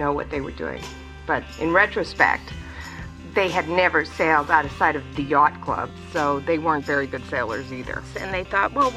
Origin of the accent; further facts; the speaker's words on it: British Columbia, Canada; moved away as an adult; also born or lived in United States; I'm originally from Canada, from British Columbia.